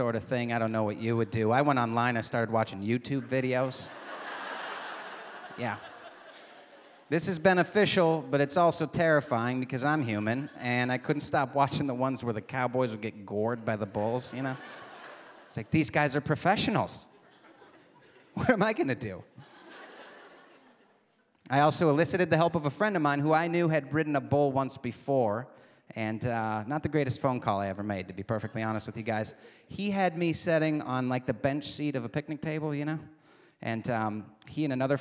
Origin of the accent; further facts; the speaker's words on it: Michigan's Upper Peninsula, United States; moved away; I was back in my hometown in Michigan's Upper Peninsula